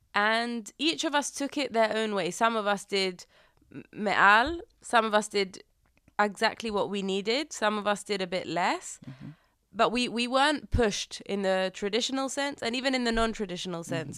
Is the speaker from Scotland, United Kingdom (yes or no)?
no; London, United Kingdom; now in Herzliya, Israel; growing up in London and then moving here